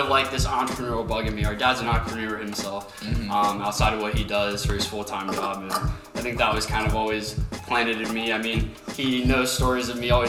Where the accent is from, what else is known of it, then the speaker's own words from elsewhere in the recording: Lima, Ohio, United States; moved away as an adult; now in Cincinnati, United States; we're from Lima, Ohio.